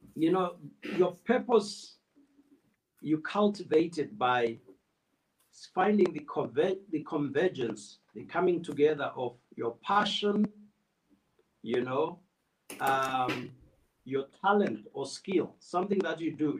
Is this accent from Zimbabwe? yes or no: yes; Plumtree, Matabeleland South, Zimbabwe; also born or lived in Gweru, Zimbabwe; I was born close to the Botswana border, Plumtree.